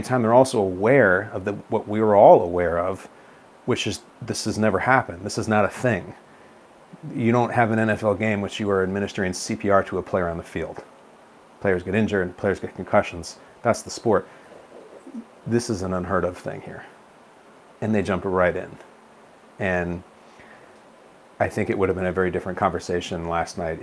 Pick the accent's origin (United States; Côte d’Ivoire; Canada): United States; Chicago, Illinois; I'm born and raised in the Chicago area